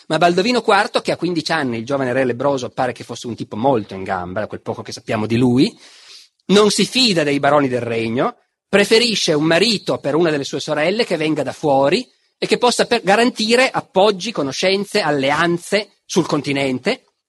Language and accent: Italian; Piedmont, Italy; dalle mie parti in Piemonte